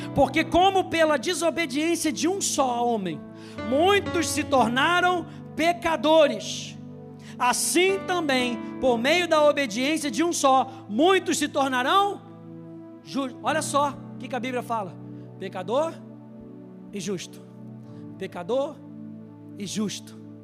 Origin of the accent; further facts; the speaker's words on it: Brazil; E eu nasci no Brasil. Podia já ter nascido lá, mas nasci aqui